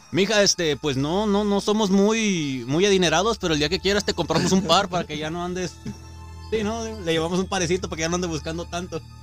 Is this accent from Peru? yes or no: no; Mexico; como mexicanos somos la mera verga en el mundo.